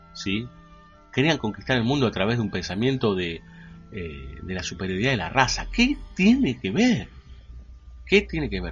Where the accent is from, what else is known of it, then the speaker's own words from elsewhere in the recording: Argentina; como argentinos